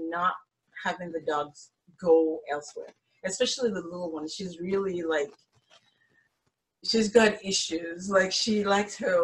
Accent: Nigeria; moved away; also born or lived in United States / Malta; I'm originally from West Africa in Nigeria

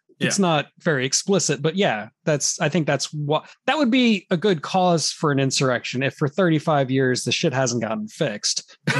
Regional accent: United States; Because I'm American.

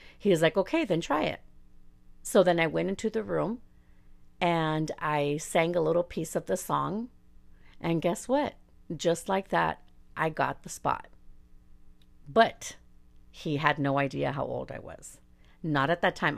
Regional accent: La Puente, California, United States; first language Spanish; English is a second language; I'm from La Puente

